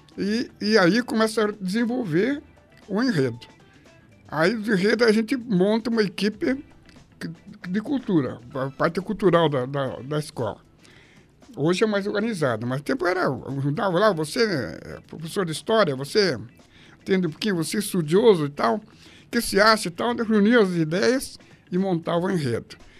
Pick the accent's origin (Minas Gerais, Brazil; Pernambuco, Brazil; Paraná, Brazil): Paraná, Brazil; Curitiba; Eu sou bairrista, sou paranaense, sou curitibano, sou bicho do Paraná mesmo, mas eu sou curitibano